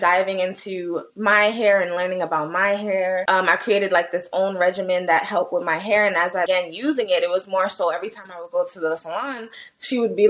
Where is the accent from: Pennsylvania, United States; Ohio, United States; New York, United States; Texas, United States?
New York, United States; New York City; Born and raised in New York City, 23 years old.